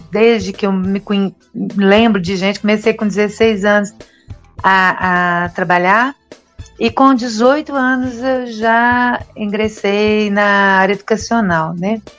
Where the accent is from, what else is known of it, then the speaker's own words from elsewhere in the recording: Arcos, Minas Gerais, Brazil; Então, eu sou aqui de Arcos, né, aqui é do interior de Minas Gerais, uma cidade de aproximadamente 40 mil habitantes aqui no Centro-Oeste. E nasci aqui, fui criada aqui, casei aqui.